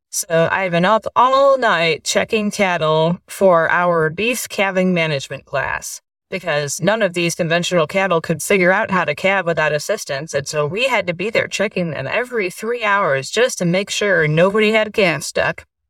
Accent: east side of the Great Lakes, United States; moved away as an adult; also born or lived in West Virginia / Missouri; now in Oklahoma, United States; I grew up in the Great Lakes area, and I, whenever I say that, people think, and I mean Wisconsin or Minnesota, but really the east side of the Great Lakes

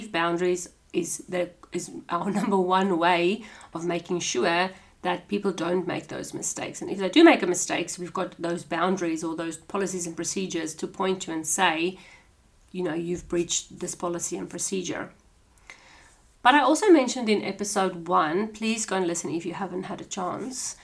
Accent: South Africa; moved away as an adult; now in Australia; I'm South African, so we've got South African traditions. I've come over to Australia

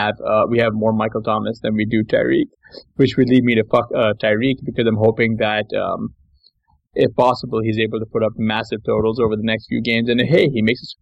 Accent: Pakistan; now in United States; I'm a Pakistani, so like our food is a little bit different

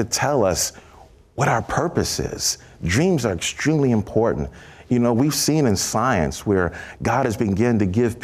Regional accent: New York City, New York, United States; I was from Brooklyn, New York

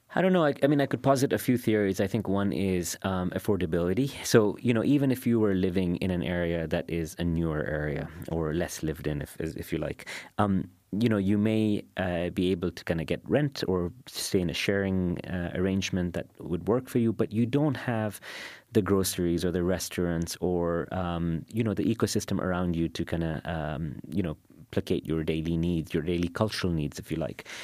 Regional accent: Dubai, United Arab Emirates; I grew up in Karama and I live in Bur Dubai

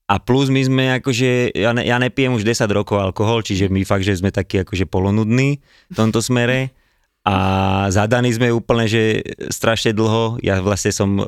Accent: Bratislava, Bratislava Region, Slovakia; My sme z Devinskej.

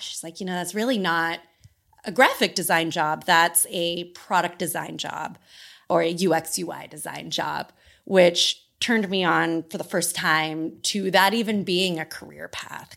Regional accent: Sacramento, California, United States; moved away as an adult; I grew up in Sacramento, California, and I grew up in the same family home my whole life

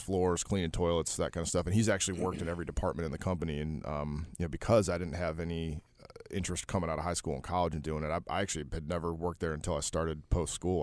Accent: Detroit, Michigan, United States; moved away as an adult; I'm from Detroit, not, not the South, a good old Midwestern boy. Um, was born in, uh, nineteen eighty-four there and stayed there through high school

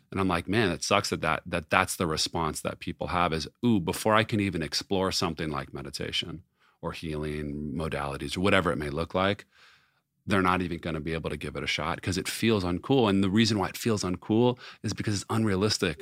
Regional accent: Los Angeles, California, United States; growing up in Los Angeles

